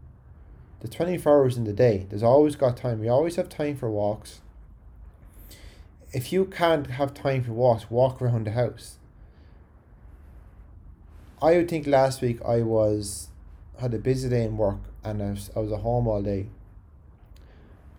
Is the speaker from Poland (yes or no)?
no; County Carlow, Ireland; accent: Carlow; my Carlo accent